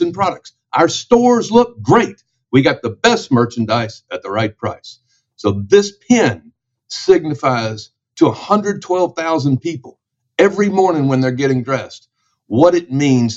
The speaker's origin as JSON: {"language": "English", "town": "Memphis", "region": "Tennessee", "country": "United States", "tie": "born or raised there", "said": "my hometown of Memphis, Tennessee"}